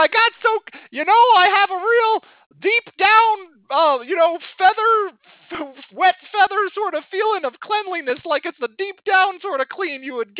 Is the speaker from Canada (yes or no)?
no; Australia; I don't know anything about Turkey Day because I'm from Australia.